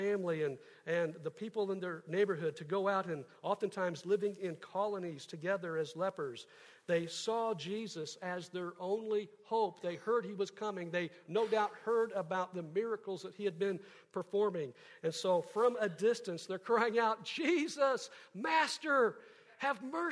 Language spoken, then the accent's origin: English; Kansas City, Missouri, United States; I grew up in Kansas City